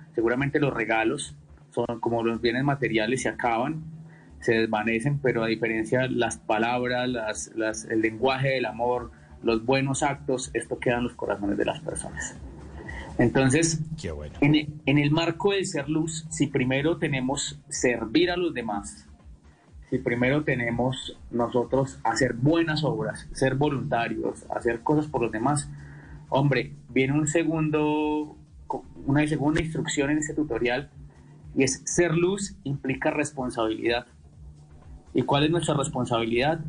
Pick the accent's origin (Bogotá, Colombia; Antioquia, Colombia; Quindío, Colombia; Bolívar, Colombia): Quindío, Colombia; also born or lived in Quimbaya, Quindío; yo soy quindiano